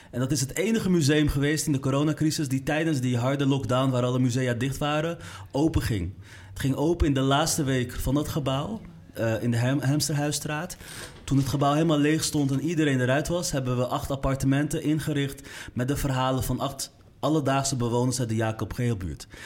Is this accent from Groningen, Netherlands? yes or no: no; Amsterdam, North Holland, Netherlands; ik kom uit de Kolenkitbuurt.